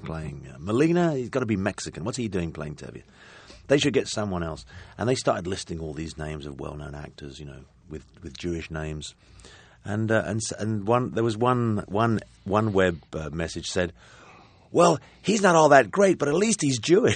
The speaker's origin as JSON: {"language": "English", "region": "London", "country": "United Kingdom", "said": "I come from a working class family in London and I had a very good education and I know what kind of impact that has on my accent."}